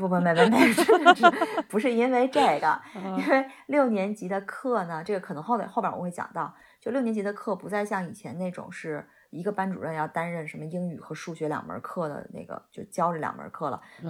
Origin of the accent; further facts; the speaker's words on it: China; 就是对我们中国人来讲是挺利好的。我们就写 email 都用中文写就行了嘛